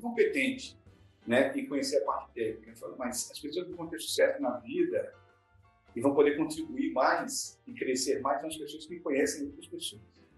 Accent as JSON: {"language": "Portuguese", "town": "Cariacica", "region": "Espírito Santo", "country": "Brazil", "tie": "born or raised there", "also_born_or_lived": "Vitória"}